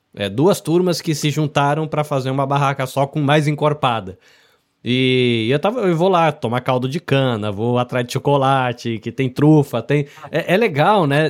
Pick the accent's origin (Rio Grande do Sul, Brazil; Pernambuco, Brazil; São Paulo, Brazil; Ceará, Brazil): São Paulo, Brazil; interior of; also born or lived in Salvador, Bahia; now in Japan; eu sou nascido em Salvador, na Bahia, mas não cresci lá. Cresci no interior de São Paulo.